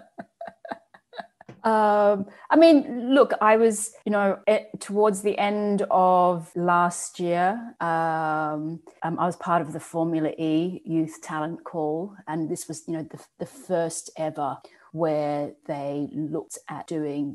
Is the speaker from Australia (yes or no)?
yes; Australia; I grew up in Australia in an all-white background